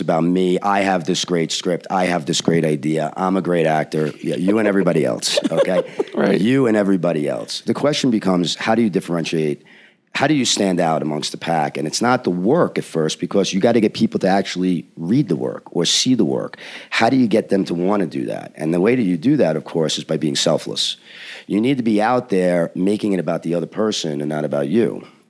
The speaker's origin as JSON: {"language": "English", "country": "United States", "said": "I'm an American writer"}